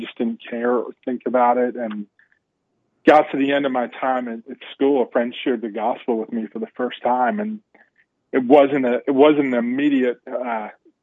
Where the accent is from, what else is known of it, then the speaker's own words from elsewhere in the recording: New Jersey, Pennsylvania, Northeast, United States; so I grew up in the Northeast, grew up in a, home mom and dad loved us, me and my brother, younger brother, 3 years younger than me. My dad died at a young age. Mom remarried, and we were in New Jersey, moved to Pennsylvania.